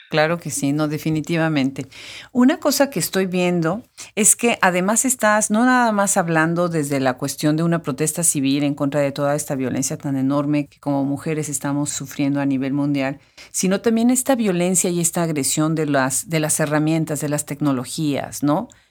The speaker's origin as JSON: {"language": "Spanish", "region": "Puebla", "country": "Mexico", "tie": "born or raised there", "said": "siendo poblana"}